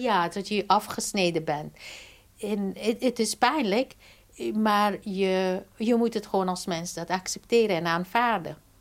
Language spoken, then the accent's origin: Dutch; Afghanistan; moved away; mijn geboortestad. Eh, en Maipar Ravijn